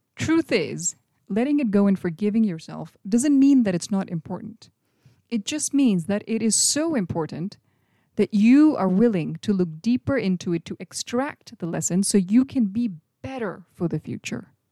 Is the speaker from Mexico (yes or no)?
no; India; When I was a little kid growing up in India in the late eighties or early nineties